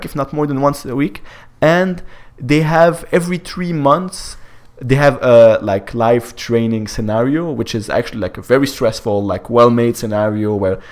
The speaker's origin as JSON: {"language": "English", "country": "Canada", "said": "I am Canadian"}